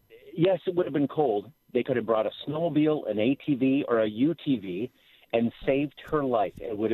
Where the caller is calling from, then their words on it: Grimsby, Ontario, Canada; I'm from Canada. Oh, yeah.